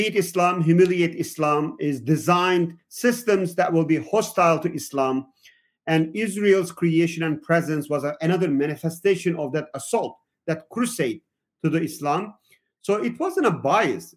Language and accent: English; Southeastern Anatolia, Turkey; now in United States; I am from Turkey originally. I grew up in the southeastern part of Turkey on the border with Syria